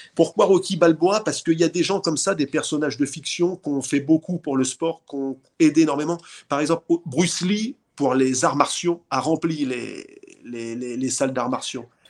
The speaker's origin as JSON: {"language": "French", "town": "Saint-Nazaire", "region": "Pays de la Loire", "country": "France", "tie": "born or raised there", "said": "je suis né à Saint-Nazaire"}